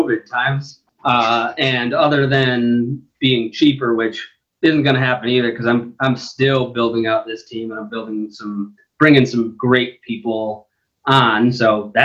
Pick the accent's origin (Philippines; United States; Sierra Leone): United States; Buffalo, New York; I said I was from the Midwest because I'm from Buffalo, New York